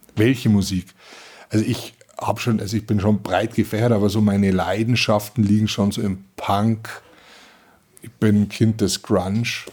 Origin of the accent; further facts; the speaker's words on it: Germany; bei uns in Deutschland